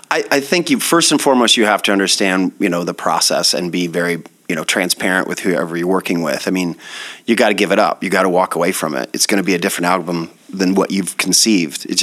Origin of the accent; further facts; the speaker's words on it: Sheffield, Iowa, United States; moved away as an adult; also born or lived in Denver; I'm from Sheffield, Iowa, okay. by Mason City.